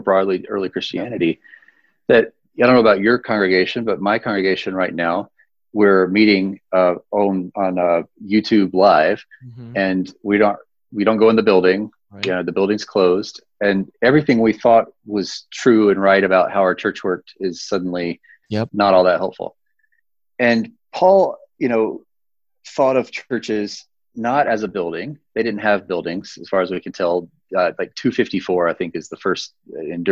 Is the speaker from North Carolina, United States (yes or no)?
yes; North Carolina, United States; now in Denver, United States; my home state